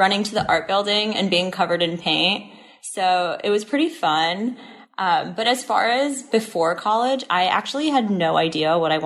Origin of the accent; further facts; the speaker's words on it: New Jersey, United States; moved away as an adult; now in New York City, United States; I'm originally from New Jersey, so tri-state area